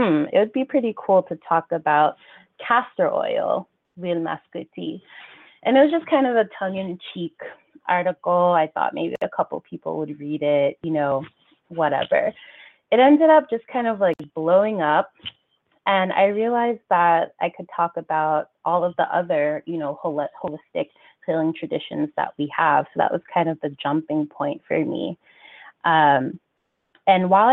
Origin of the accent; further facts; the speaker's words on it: New York, United States; half Haitian, half Ghanaian, born and raised in New York